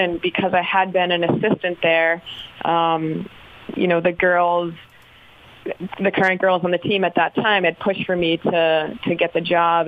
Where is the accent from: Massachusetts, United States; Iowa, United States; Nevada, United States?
Massachusetts, United States; Boston; moved away as an adult; also born or lived in Chapel Hill, North Carolina; growing up in Massachusetts